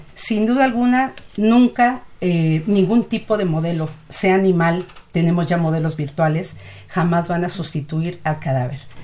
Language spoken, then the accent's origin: Spanish; Mexico; nuestro país